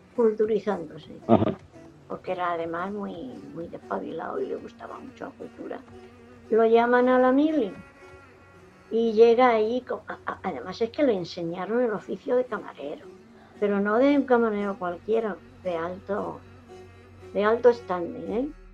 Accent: Jumilla, Region of Murcia, Spain; moved away; also born or lived in Alicante; yo nací aquí en Jumilla

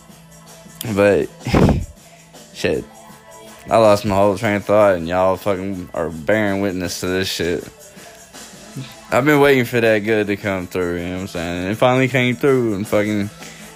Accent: the South, United States; I'm from the South

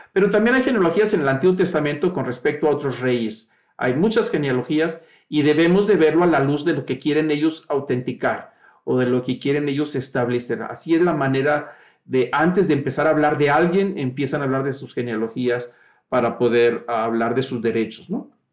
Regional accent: Mexico; el registro civil nuestro, que nos identifica como mexicanos

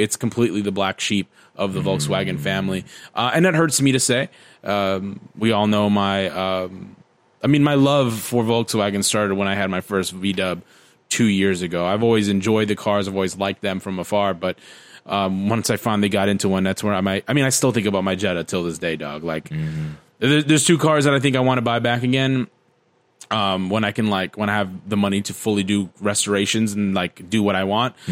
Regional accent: United States; We're American

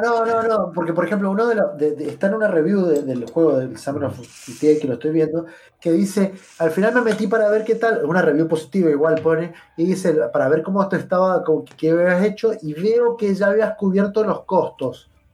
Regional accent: Argentina; nosotros como argentinos

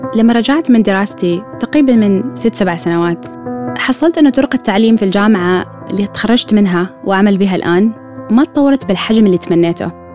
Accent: Oman; من سلطنة عمان

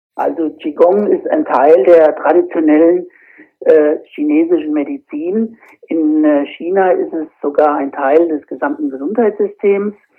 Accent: Fulda area, Hesse, Germany; komme aus dem Raum Fulda

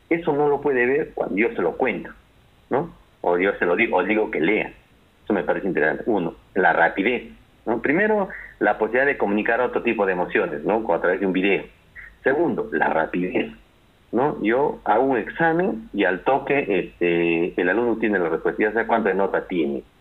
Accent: Peru; cuántos somos los peruanos tolerantes a la homosexualidad

